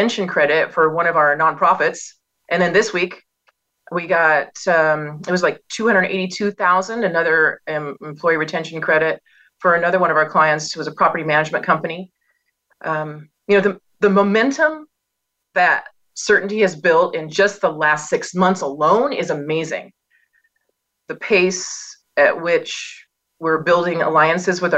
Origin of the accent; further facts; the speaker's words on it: Pacific Northwest, United States; I was born and raised and remain in the Pacific Northwest